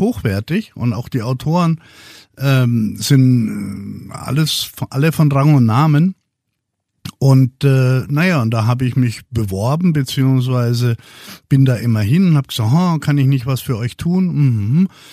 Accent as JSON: {"language": "German", "town": "Würzburg", "region": "Bavaria", "country": "Germany", "said": "aus Würzburg, wo ich herkomme"}